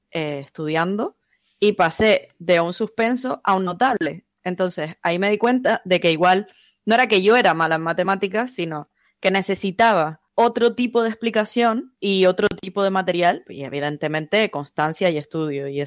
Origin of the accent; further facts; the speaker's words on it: Canary Islands, Spain; Soy canaria, soy freelance, hago desarrollo web.